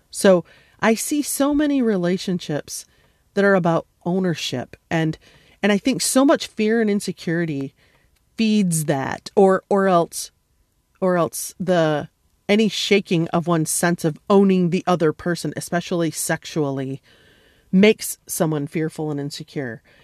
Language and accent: English; United States; an American who grew up upper middle class